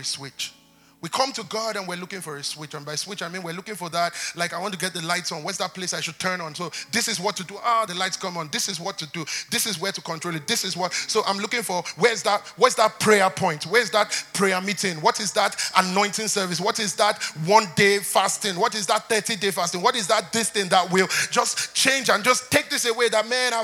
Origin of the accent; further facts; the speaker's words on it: Nigeria; we're from Nigeria.